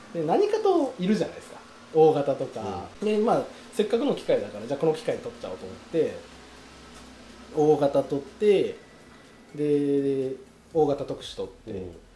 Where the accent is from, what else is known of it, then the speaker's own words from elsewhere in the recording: Akashi, Hyogo, Japan; moved away as an adult; now in Mihama, Japan; その地元があの福井じゃなくてあの兵庫県の明石市っていうところの